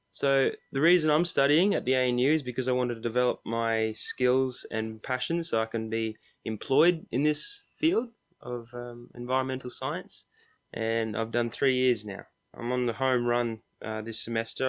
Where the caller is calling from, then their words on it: Queensland, Australia; I'm calling from Queensland is because I've just arrived home to Australia